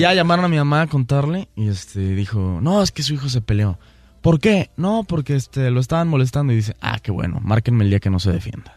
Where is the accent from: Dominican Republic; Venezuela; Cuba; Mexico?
Mexico; así somos los mexicanos, somos gente trabajadora y muy honrada